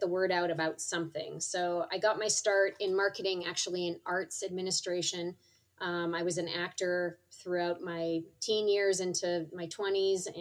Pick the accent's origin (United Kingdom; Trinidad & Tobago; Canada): Canada; Vancouver, British Columbia; moved away as an adult; also born or lived in Toronto; now in Seattle, United States; Vancouver, which is my hometown